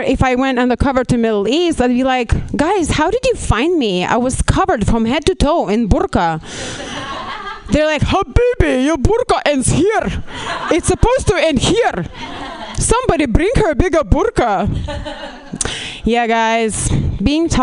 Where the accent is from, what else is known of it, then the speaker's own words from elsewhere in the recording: Lithuania; moved away as an adult; now in Los Angeles, United States; I'm actually from Lithuania.